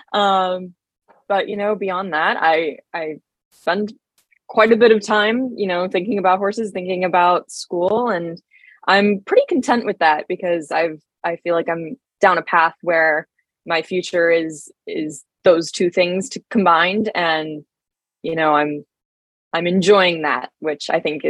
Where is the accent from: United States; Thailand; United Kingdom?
United States; Oahu, Hawaii; moved away as an adult; now in Savannah, United States; I was born in Oahu.